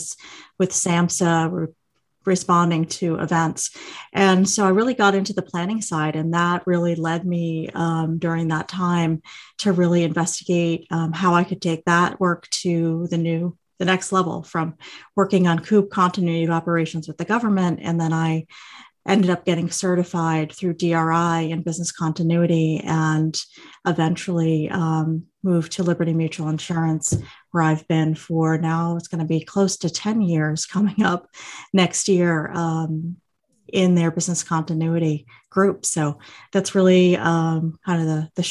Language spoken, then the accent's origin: English; Massachusetts, United States; moved away as an adult; also born or lived in New York City; I'm from Massachusetts and had only ever been to New York City twice before.